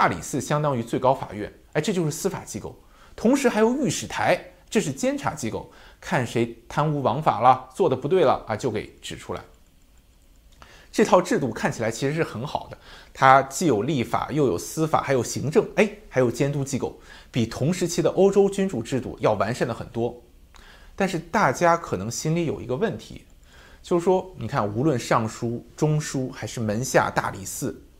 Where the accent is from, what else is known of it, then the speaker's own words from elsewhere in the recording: China; 那我们中国人啊，自古就认为皇帝是受上天之命，奉天承运